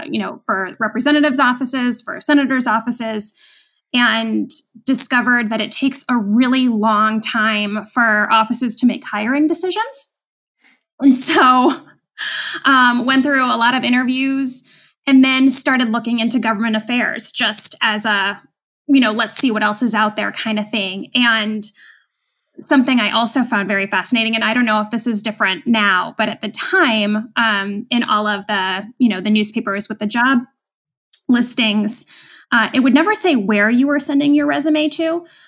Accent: New England, United States; And I mean, I grew up in New England. I understand the stock exchange. It was a lot closer to home.

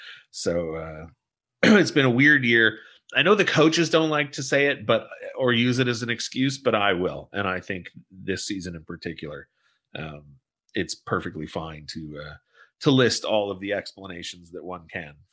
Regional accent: Southern California, United States; growing up in Southern California

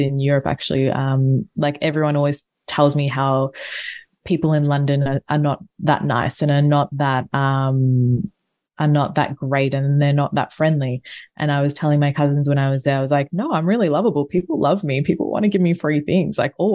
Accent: Australia; I'm a tourist from Australia

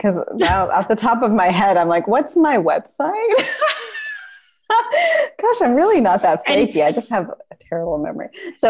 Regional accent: California, United States; maybe because we're both from Southern California.

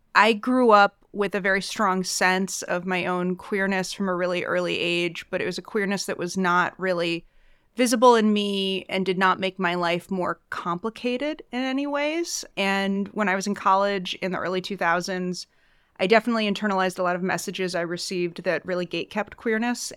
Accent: suburbs of Chicago, Illinois, United States; I'm also from the Midwest. I grew up in the suburbs of Chicago

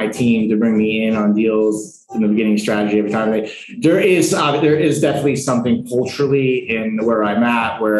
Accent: New York, United States; now in Colombia; I was born in New York

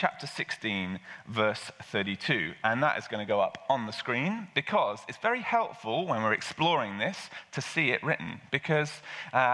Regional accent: England, United Kingdom; I'm English

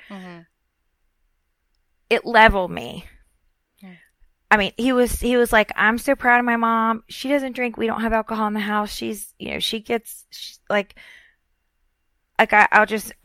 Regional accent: Florida, United States; moved away as an adult; also born or lived in Richmond, Virginia; I'm from Florida

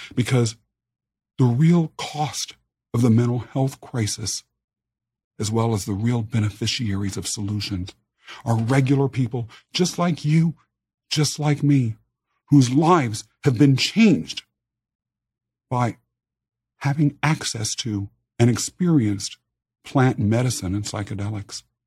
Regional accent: Kansas, United States; also born or lived in England; They adopted me and brought me back as their child to the United States, to Kansas, as a matter of fact, where I was raised.

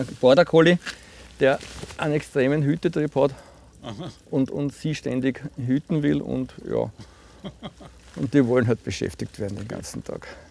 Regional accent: Puchberg am Schneeberg, Lower Austria, Austria; ich bin Buchberger, ich bin, bin in Buchberg aufgewachsen

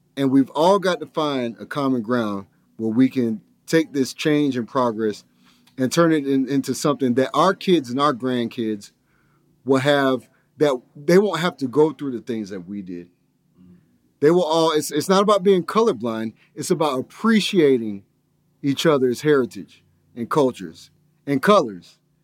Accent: Lithonia, Georgia, United States; grew up in a predominantly black neighborhood over in Lithonia

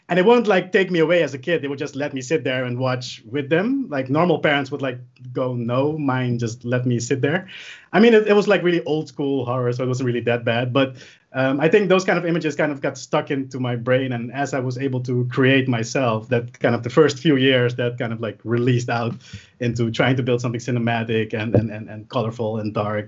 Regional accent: Curaçao; now in Netherlands; It was because I moved from Curaçao to the Netherlands and my parents and my whole family still lived over there.

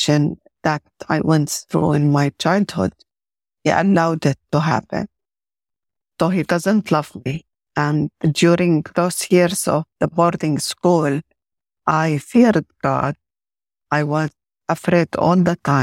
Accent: Jordan; I was born and grew up in Jordan

